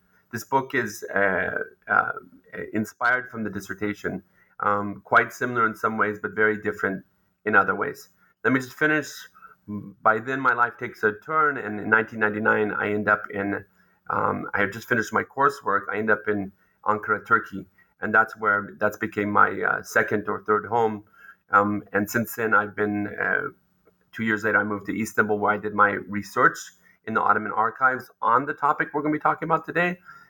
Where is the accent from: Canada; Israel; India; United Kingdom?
Israel; also born or lived in United States; I was actually born in the U.S. and went to Israel as a youngster. And I finished my BA there at Haifa University.